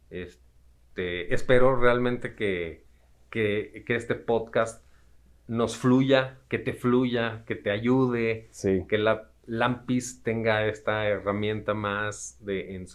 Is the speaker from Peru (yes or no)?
no; Mexico; No, y sobre todo como mexicanos que somos, ¿no? Nos gusta la fiesta